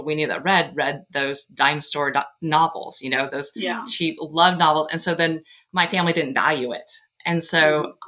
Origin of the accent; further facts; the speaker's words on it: Nebraska, United States; I'm from Nebraska